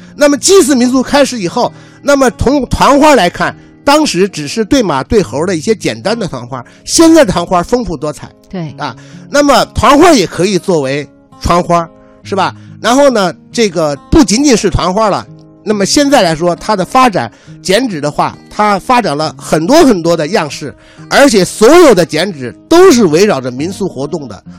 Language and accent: Chinese; China; 由于我们中国人是视死如视生